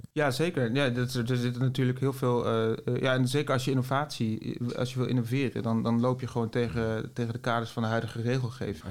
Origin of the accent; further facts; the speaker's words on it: Netherlands; wij als Nederlanders